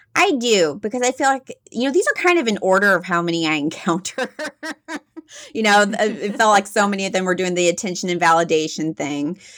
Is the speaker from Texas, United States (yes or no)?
yes; Texas, United States; accent: Texas mixed with some Midwest; also born or lived in Midwest; I grew up in Texas, which you might be able to hear a little bit my voice, mixed with some Midwest